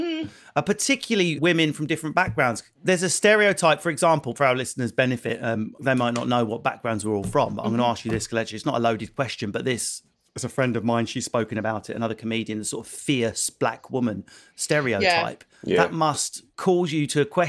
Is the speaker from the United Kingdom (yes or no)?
yes; Essex, East of England, United Kingdom; accent: Essex; I'm from Essex